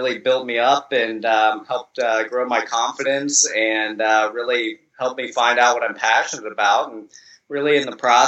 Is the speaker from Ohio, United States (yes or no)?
yes; Columbus, Ohio, United States; moved away as an adult; now in Florida, United States; I grew up in Columbus, Ohio in the United States, and, last year moved down to Florida